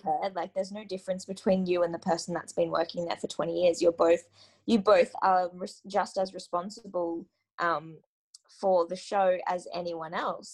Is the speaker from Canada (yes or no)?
no; Gold Coast, Queensland, Australia; I grew up on the Gold Coast in Australia